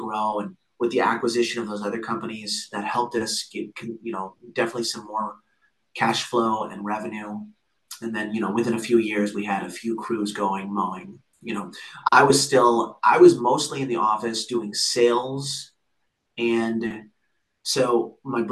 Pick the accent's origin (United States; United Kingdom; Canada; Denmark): United States; Cedar Rapids, Iowa; we grew up in Cedar Rapids, Iowa